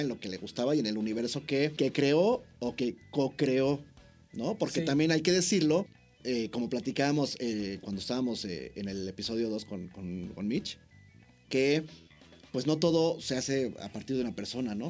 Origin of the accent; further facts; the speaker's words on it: Mexico; como buen mexicano